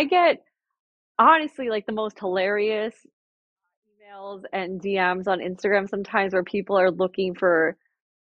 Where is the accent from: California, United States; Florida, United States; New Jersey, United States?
New Jersey, United States; Jersey Shore; I grew up on the Jersey Shore